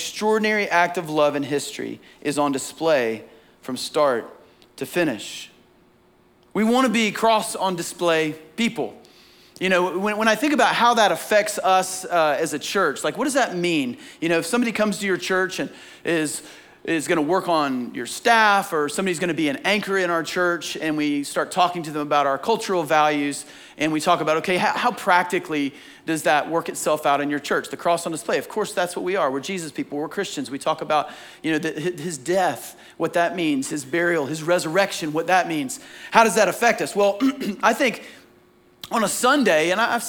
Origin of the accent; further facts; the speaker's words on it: Southeast, United States; growing up in the Bible Belt, growing up in the Southeast